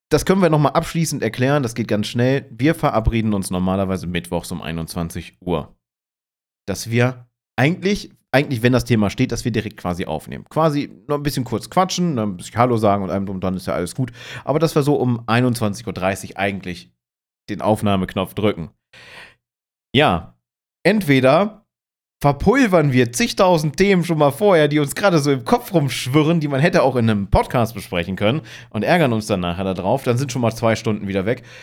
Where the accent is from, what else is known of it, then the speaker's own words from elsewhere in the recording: Hanover, Lower Saxony, Germany; Ich komme ja ursprünglich aus Hannover. Man übernimmt unglaublich schnell Dialekte und du wirst diese Dialekte dann nicht los.